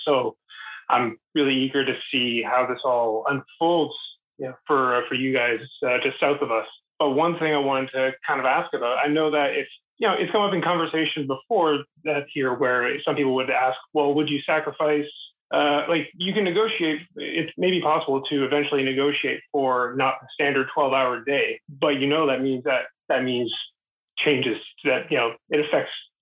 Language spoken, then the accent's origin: English; Canada; I'm Canadian.